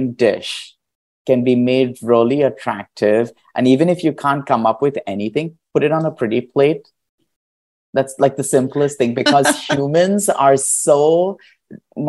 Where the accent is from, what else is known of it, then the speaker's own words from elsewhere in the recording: India; moved away; I grew up in India